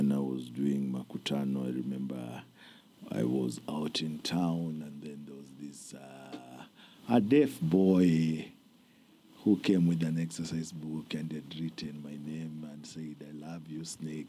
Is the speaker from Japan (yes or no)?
no; Nairobi, Kenya; But I've grown up mostly in Buruburu. I'm a Buru person.